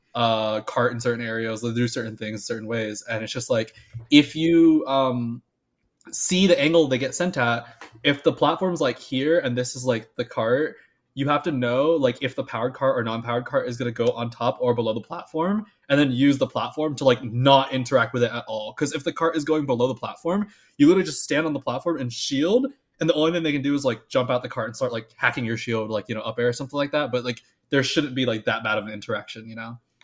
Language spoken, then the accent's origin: English; Florida, United States; moved away; I'm from Florida.